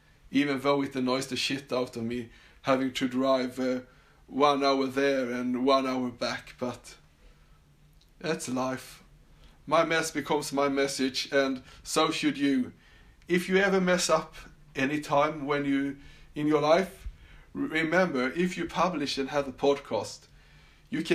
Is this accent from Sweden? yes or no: yes; Sweden; accent: Swedish; English is a second language; also born or lived in Australia; you could definitely hear that I was born and raised in Sweden